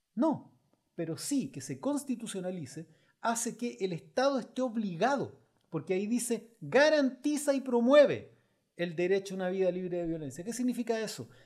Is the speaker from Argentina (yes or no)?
no; Chile; como chilenos